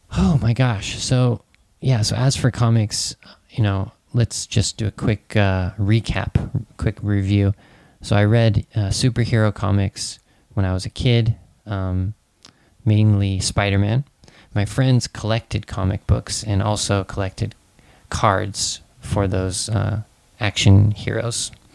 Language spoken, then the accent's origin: English; United States; born or raised there